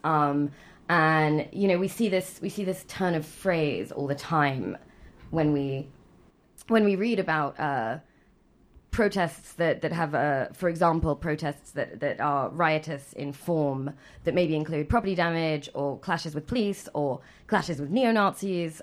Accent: England, United Kingdom; moved away; growing up in England

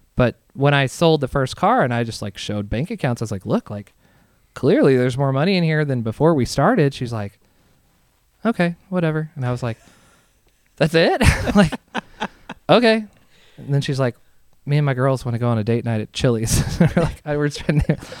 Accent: Southern Indiana, United States; I'm from Southern Indiana, right across the river from like Louisville

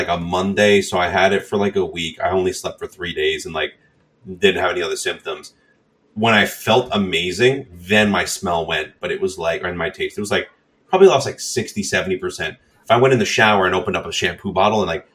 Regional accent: Long Island, New York, United States; We're all from Long Island here

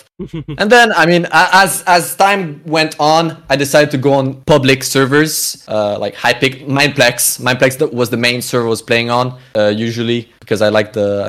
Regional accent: Canada; now in Europe; I'm a Canadian originally

